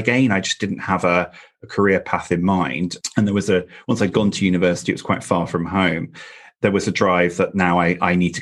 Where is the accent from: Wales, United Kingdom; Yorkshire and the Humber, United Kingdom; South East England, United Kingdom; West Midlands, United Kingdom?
Wales, United Kingdom; North; I grew up in North Wales in the UK in a very small town